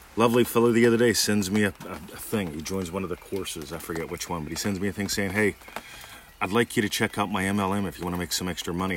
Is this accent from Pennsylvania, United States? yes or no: yes; Pittsburgh, Pennsylvania, United States; moved away as an adult; now in Australia; how would I see my hometown if I went there visiting it? Because I'm a citizen of Australia now. How would I see the Pittsburgh airport visiting it